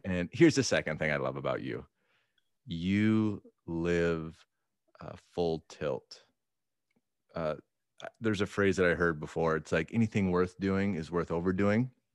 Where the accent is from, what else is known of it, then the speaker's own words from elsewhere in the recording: Minnesota, United States; moved away; I'm a transplant. I grew up in Minnesota